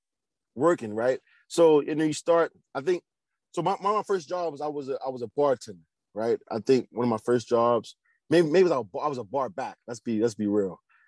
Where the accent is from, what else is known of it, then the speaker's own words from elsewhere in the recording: Baltimore, Maryland, United States; So we're from East Baltimore. Our shop is in East Baltimore. So our roots are here.